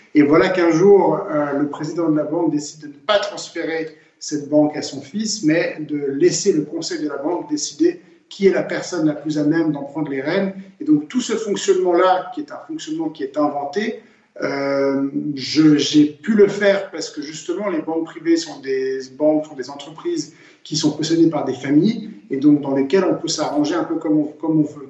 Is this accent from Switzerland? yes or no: yes; Geneva, Switzerland; Genève, la ville où je suis né et où je vis